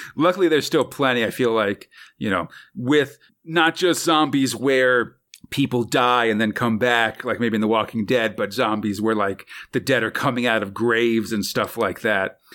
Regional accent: California, United States; as a Californian myself

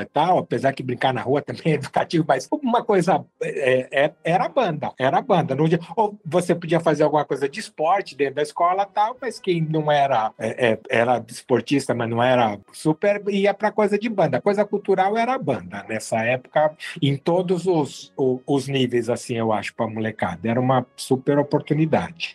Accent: Brasília, Federal District, Brazil; moved away; eu sou de Brasília, comecei lá. Eu entrei na escola, a, a principal motivação para estudar no colégio marista lá de Brasília era a banda

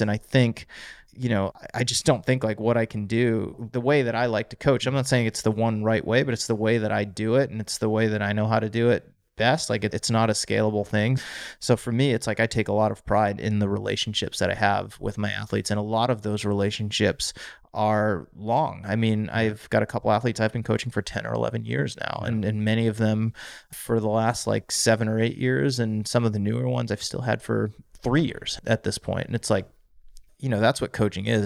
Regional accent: Auburn, Massachusetts, United States; In central Massachusetts, little town called Auburn outside of Worcester

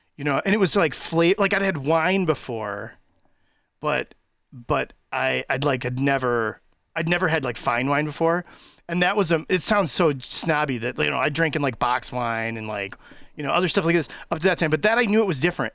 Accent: Racine, Wisconsin, United States; I grew up in Racine

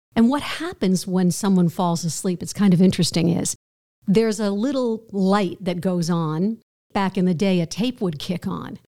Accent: outside of New York City, United States; I grew up outside of New York City

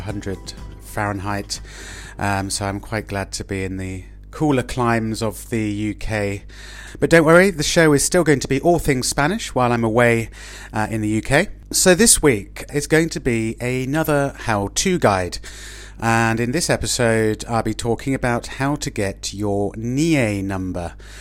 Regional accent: Oxford, South East England, United Kingdom; moved away as an adult; now in Madrid, Spain; I'm speaking to you from my hometown of Oxford in England

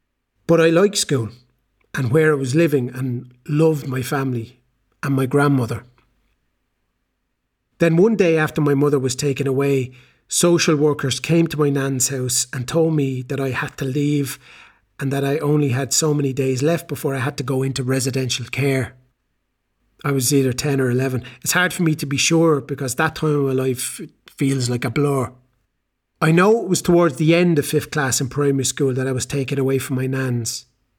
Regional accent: Galway, Connacht, Ireland; I'm from Galway in Ireland, and I'm 18 years old.

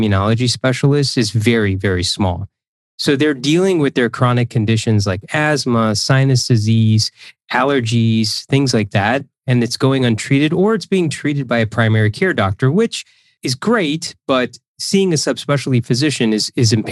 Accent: Central Illinois, United States; also born or lived in Chicago, Illinois; I am a proud Illinoisan. I was born in Central Illinois, raised there

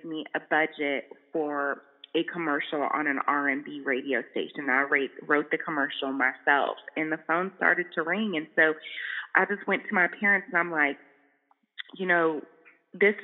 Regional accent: California, United States; moved away as an adult; also born or lived in Bay Area, California / Chico, California / Charlotte, North Carolina; growing up in California, luckily I wasn't in the South

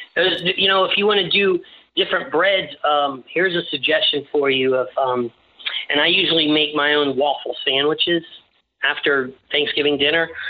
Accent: Tampa, Florida, United States; I'm from Ybor City, so I'm also Sicilian

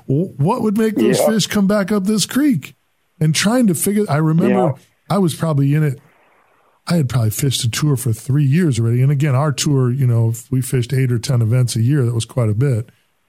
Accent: Lake Winnebago, central Wisconsin, United States; I grew up in Wisconsin, which is what led me to that kind of that question. I grew up in central Wisconsin. I actually grew up on Lake Winnebago

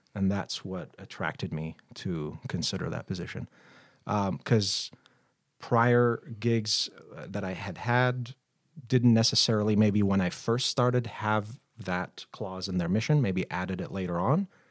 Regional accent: Baghdad, Baghdad Governorate, Iraq; moved away as an adult; now in Billings, United States; born and raised in Baghdad, Iraq

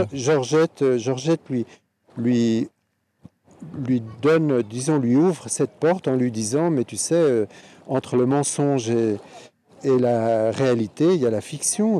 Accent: Geneva, Switzerland; j'aime beaucoup Genève, bon, c'est ma ville natale, euh, j'ai grandi

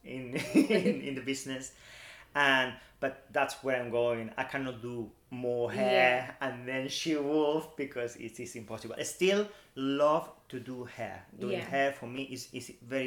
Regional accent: Madrid, Community of Madrid, Spain; now in United Kingdom; I'm from Madrid

